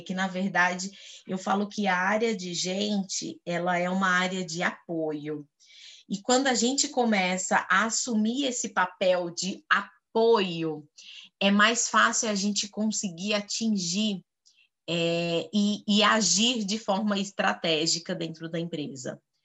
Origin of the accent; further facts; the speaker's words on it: Goiás, Brazil; moved away as an adult; now in São Paulo, Brazil; Goiana, como diz na minha terra, goianinha do pé rachado